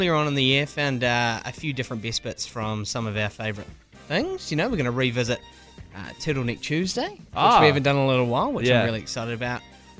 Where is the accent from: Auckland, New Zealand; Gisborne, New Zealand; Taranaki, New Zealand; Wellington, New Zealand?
Wellington, New Zealand; Lower Hutt; moved away as an adult; also born or lived in Christchurch / Palmerston North; I grew up in Lower Hutt, but I often say Wellington because it sounds a lot cooler.